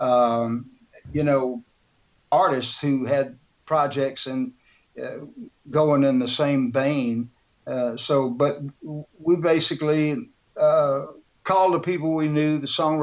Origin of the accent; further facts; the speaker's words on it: Houston, Texas, United States; the great city of Houston. Which is my hometown and Sandy's hometown